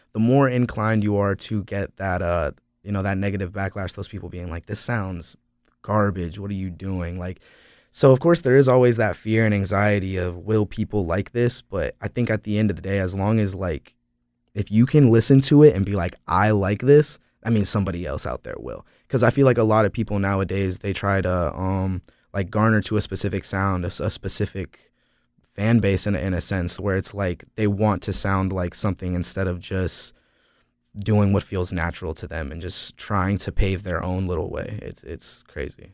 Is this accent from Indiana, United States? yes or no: no; Florida, United States; also born or lived in Asheville, North Carolina; now in Greensboro, United States; I consider myself a North Carolina artist, even though I'm from Florida